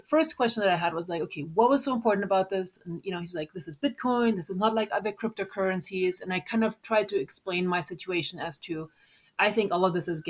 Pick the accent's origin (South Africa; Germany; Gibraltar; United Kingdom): Germany; moved away as an adult; also born or lived in United States; I'm originally from Germany. So, you know, coming to the US